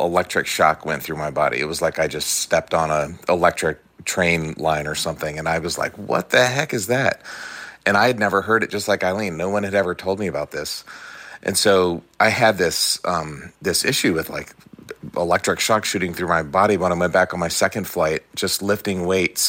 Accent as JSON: {"language": "English", "region": "East Coast", "country": "United States", "tie": "born or raised there", "said": "I grew up on the East Coast"}